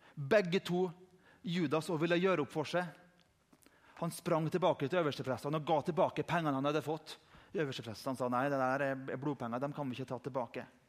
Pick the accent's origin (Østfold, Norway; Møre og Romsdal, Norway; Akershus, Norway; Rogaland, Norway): Møre og Romsdal, Norway; Indre Nordmøre; der jeg kommer fra på Indre Nordmøre